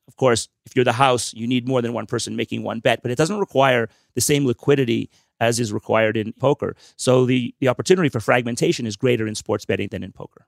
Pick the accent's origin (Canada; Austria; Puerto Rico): Canada; Montreal, Quebec; I'm from Montreal. I, obviously, I speak French as well as I speak English.